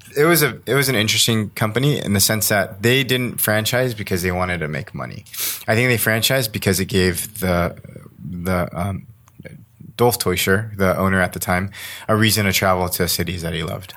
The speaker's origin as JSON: {"language": "English", "town": "Las Vegas", "region": "Nevada", "country": "United States", "tie": "born or raised there", "said": "I grew up in Las Vegas, Nevada."}